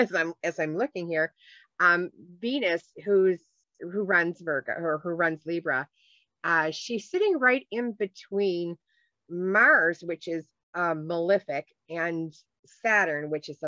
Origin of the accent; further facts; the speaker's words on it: Ireland; You know, I am Irish, so. I do like the emerald.